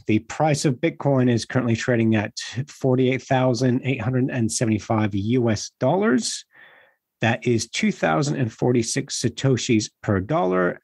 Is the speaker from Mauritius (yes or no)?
no; Australia; Gordon and I grew up in Australia